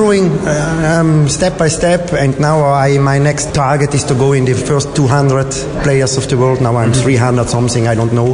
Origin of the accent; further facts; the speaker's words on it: Italy; first language German; English is a second language; I'm straight on the north. I'm near Austria, on the corner to Austria, and therefore I speak also German. Or my mother tongue is German